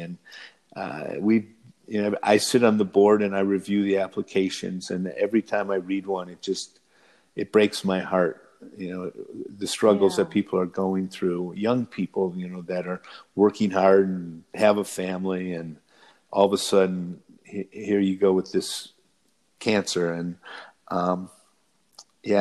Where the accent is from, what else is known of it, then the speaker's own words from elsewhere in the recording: Michigan, United States; I'm from Michigan.